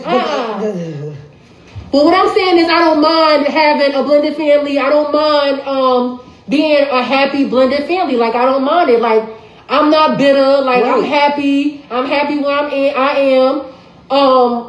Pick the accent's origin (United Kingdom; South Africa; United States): United States; Newark, New Jersey; We are from Newark